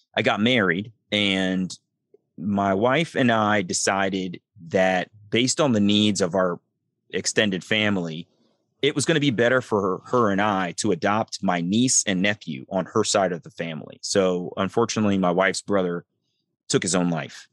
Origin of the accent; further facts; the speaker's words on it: Columbia, Maryland, United States; also born or lived in Baltimore, Maryland; I grew up in Columbia, Maryland